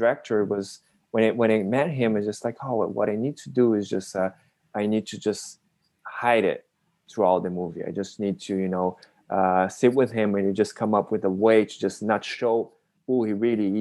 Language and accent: English; Brazil; I'm Japanese Brazilian. I was born and raised in Brazil